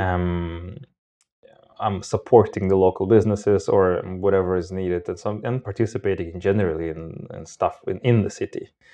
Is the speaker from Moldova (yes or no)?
yes; Moldova; moved away as an adult; also born or lived in Armenia (ancestry); now in Sweden; I'm originally not from Sweden. I'm from Moldova with basic roots from all sorts of places.